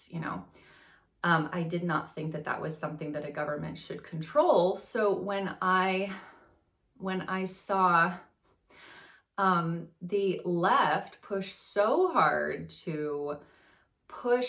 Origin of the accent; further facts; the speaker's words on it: France; moved away; I grew up in France.